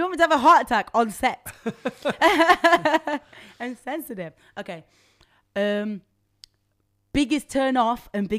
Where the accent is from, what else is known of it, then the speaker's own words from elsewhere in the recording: Nottingham, East Midlands, United Kingdom; now in London, United Kingdom; especially in London, yeah, because I'm from Nottingham.